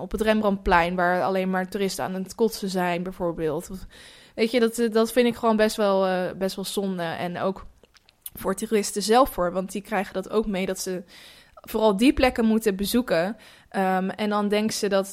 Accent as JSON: {"language": "Dutch", "country": "Netherlands", "lives_now": "Amsterdam, Netherlands", "said": "dat ik uit Nederland kom"}